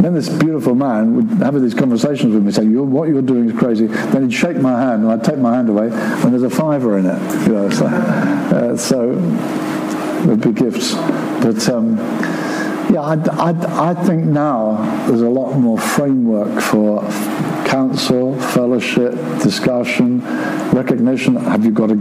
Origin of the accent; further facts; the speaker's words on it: Brighton, South East England, United Kingdom; now in Seaford, United Kingdom; I'm living at Seaford, I was raised in Brighton